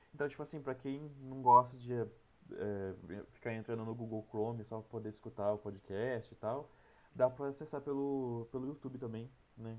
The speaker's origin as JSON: {"language": "Portuguese", "town": "Piracicaba", "region": "São Paulo", "country": "Brazil", "tie": "born or raised there", "also_born_or_lived": "Saltinho / Bauru", "said": "eu nasci em Piracicaba, uhum. daí depois eu mudei para uma cidade que é do lado dela, uma cidade bem pequena, chama Saltinho"}